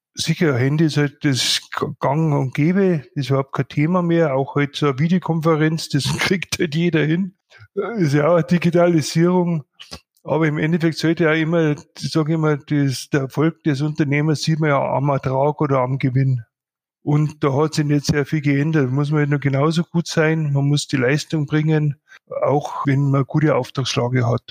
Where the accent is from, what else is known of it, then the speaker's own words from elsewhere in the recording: Bad Reichenhall, Bavaria, Germany; ich doch gebürtiger Bad Reichenhaller bin